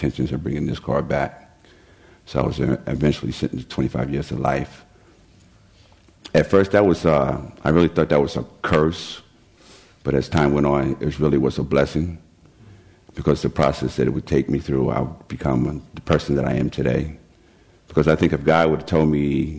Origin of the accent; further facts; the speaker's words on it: New York, United States; I was born and raised in New York to a very dysfunctional family